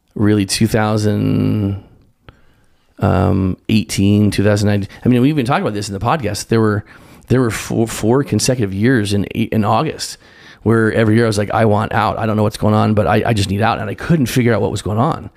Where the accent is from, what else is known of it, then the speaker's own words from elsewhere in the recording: Spokane, Washington, United States; I grew up in Spokane, Washington, Eastern Washington